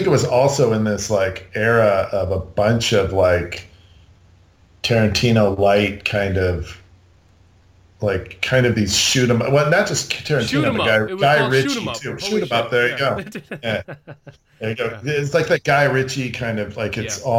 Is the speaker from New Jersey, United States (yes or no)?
no; California, United States; moved away; growing up on the Mexican border